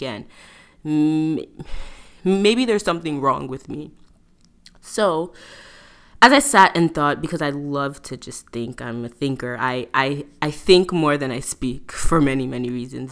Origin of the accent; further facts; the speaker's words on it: New York, United States; I'm originally from New York